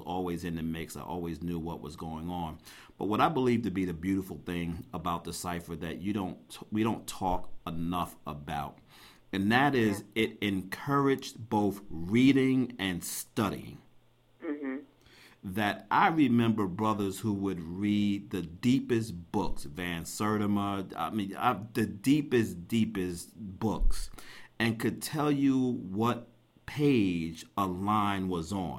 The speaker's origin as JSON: {"language": "English", "town": "New York City", "region": "New York", "country": "United States", "tie": "born or raised there", "said": "I grew up in Crown Heights, so I grew up not only in Crown Heights, but I grew up hanging out in Bedford-Stuyvesant and Brownsville in East New York."}